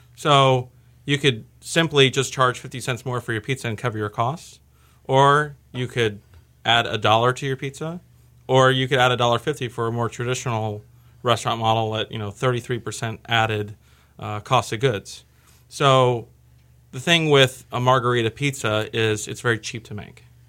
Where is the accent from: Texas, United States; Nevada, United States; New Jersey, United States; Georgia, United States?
Texas, United States; Austin; I'm born and raised in Austin.